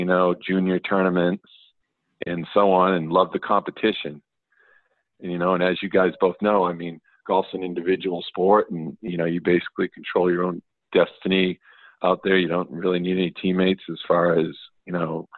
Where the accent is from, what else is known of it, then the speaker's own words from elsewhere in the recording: Portland, Maine, United States; now in Washington State, United States; I grew up in the the Falmouth, Portland area